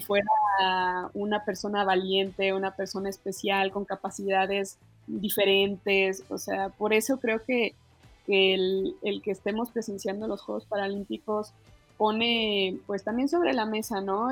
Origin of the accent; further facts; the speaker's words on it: Mexico; como mexicanos